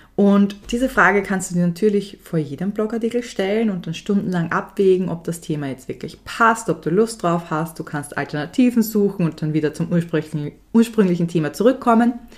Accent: Austria; bei uns in Österreich

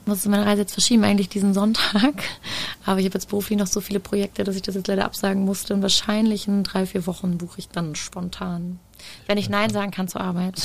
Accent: Germany; wir Deutschen

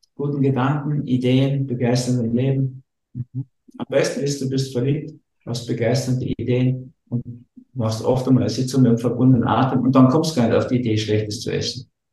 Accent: Berlin, Germany; ich bin in Berlin geboren

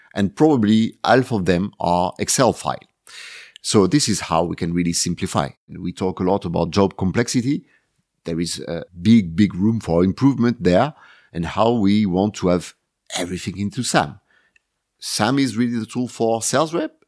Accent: Marseille, Provence-Alpes-Côte d'Azur, France; Marseille is my hometown, uh, the city, uh, where everything starts for me.

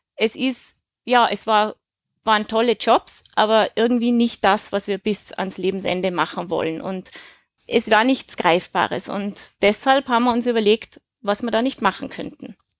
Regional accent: Tyrol, Austria; moved away; also born or lived in Switzerland / Germany; ich bin in Tirol aufgewachsen

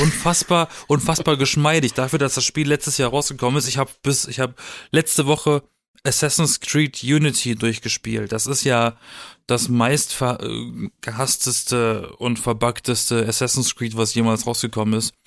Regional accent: Baden-Baden, Baden-Württemberg, Germany; moved away; in meiner Heimat, äh, das im Schwarzwald alles, ne, mit Bergen umzingelt und alles

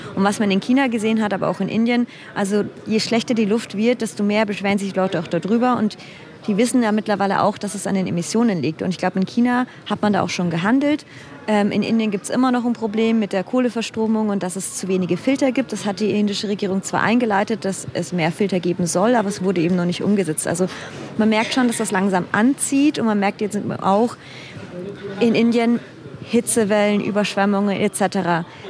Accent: Germany; now in India; ich bin Deutsche

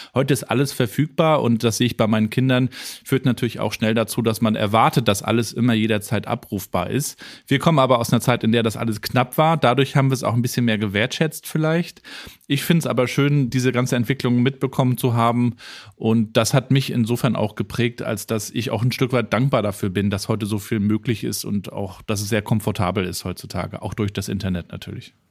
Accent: Rostock, Mecklenburg-Vorpommern, Germany; Ich bin ja in Rostock in der DDR aufgewachsen

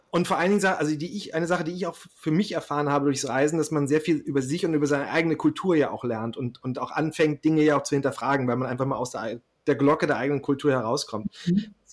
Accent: Schleswig-Holstein, Germany; ich komme aus Schleswig-Holstein ursprünglich.

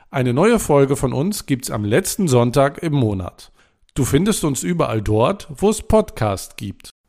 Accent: Germany; bin Deutscher und lerne Chinesisch.

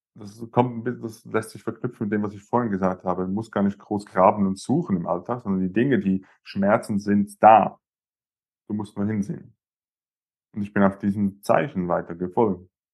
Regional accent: Zurich, Switzerland; bei uns in Zürich, in der Schweiz

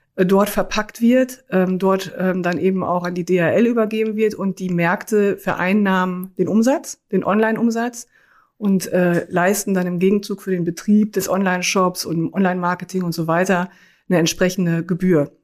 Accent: Münsterland, North Rhine-Westphalia, Germany; moved away; also born or lived in Cologne; Ich komme aus dem Münsterland, habe in Münster auch BWL studiert

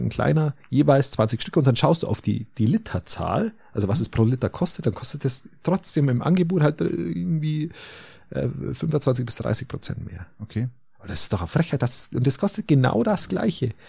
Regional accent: Bavaria, Germany; Ich bin in der Nähe der Wieskirche aufgewachsen

